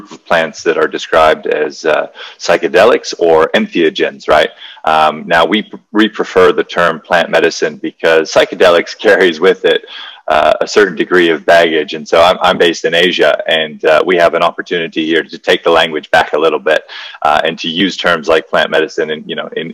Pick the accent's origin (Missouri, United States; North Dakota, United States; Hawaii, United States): Hawaii, United States; I grew up in Hawaii